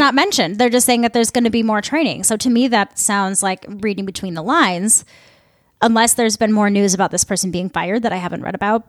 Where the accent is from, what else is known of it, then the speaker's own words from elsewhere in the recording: Midwest, United States; I'm from the Midwest.